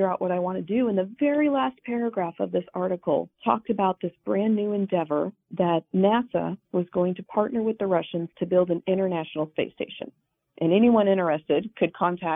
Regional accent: Wyoming, United States; I grew up in Wyoming

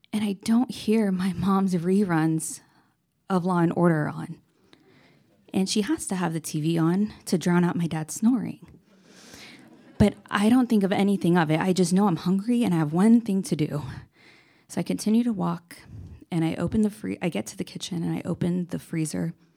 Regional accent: Lakewood, California, United States; I'm originally from Lakewood, California

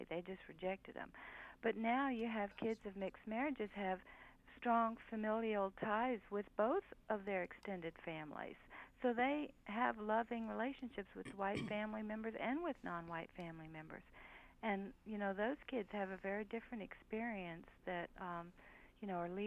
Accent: the South, United States; Well, you know, I grew up in the South and now I live in the North

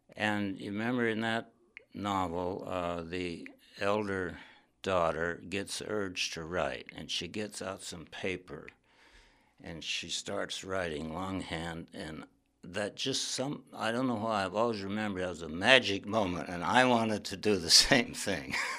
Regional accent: Wyoming, United States; moved away as an adult; also born or lived in Yellow Springs, Ohio / northern New York; I grew up in Wyoming

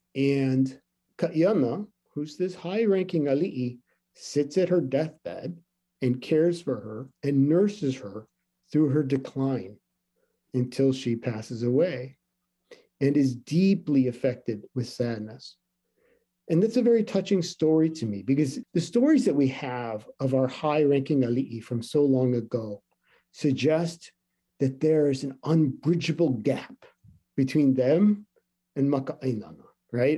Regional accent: Hawaii, United States; as a Hawaiian person

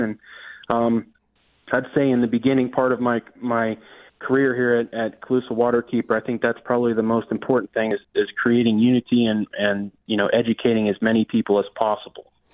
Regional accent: Lee County, Florida, United States; I was not born in Lee County, but I've been here since infancy

